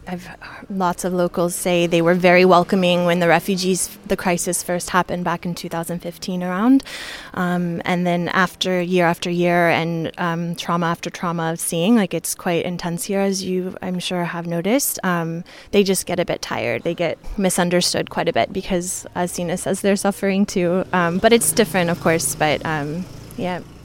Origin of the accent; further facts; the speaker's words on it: New York, United States; I'm from New York